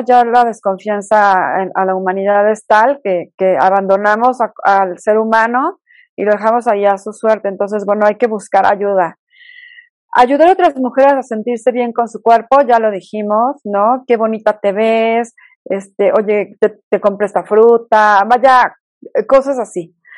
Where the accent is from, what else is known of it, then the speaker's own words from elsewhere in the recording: Mexico City, Mexico; accent: fresa; moved away as an adult; now in Toluca, Mexico; soy de la Ciudad de México, aunque ya soy más este, Toluca porque llevo ya muchísimos años viviendo acá